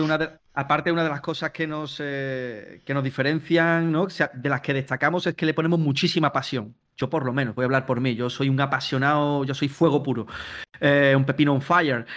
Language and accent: Spanish; Palma del Río, Andalusia, Spain; moved away as an adult; now in Mallorca, Spain; yo ahora mismo os hablo desde, Mallorca. Pero yo en verdad soy de Palma del Río, Córdoba. Eh, lo que pasa es que, bueno, llevo ya seis años viviendo aquí